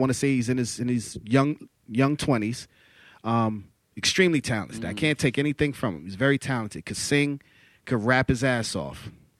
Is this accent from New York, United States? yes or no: yes; New York City, New York, United States; Growing up in Harlem, I was surrounded by all facets, all colors.